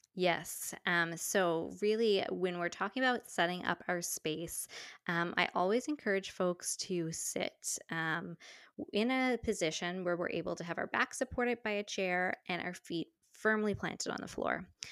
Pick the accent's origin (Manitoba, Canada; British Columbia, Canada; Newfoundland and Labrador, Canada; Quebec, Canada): Newfoundland and Labrador, Canada; St. John's; now in Ontario, Canada; my hometown of Saint John's, Newfoundland